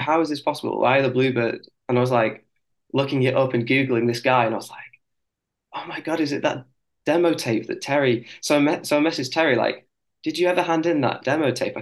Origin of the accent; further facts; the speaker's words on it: near Liverpool, North West England, United Kingdom; accent: northern; I'm from near Liverpool